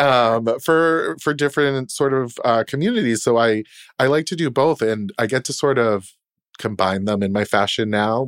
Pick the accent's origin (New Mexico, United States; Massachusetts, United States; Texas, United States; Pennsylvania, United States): Massachusetts, United States; Boston; moved away as an adult; also born or lived in Poughkeepsie, New York / New York City; I'm from Boston. I was born and raised there